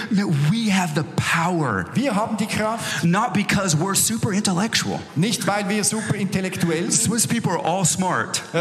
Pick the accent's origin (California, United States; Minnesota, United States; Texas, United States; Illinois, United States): Texas, United States; Look, I'm from Texas in America. Ich bin von Texas in Amerika. We're very simple people.